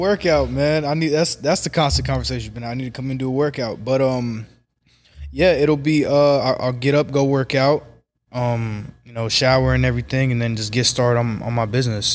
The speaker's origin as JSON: {"language": "English", "town": "Kansas City", "region": "Missouri", "country": "United States", "tie": "born or raised there", "said": "Kansas City, born and raised in Kansas City, Missouri, twenty-three years old"}